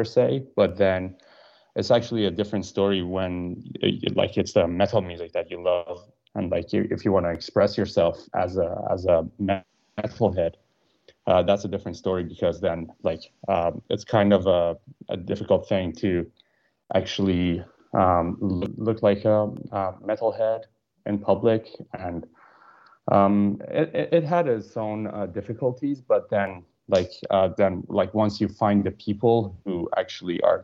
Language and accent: English; Iran; now in Finland; I currently live in Finland, but I'm from Iran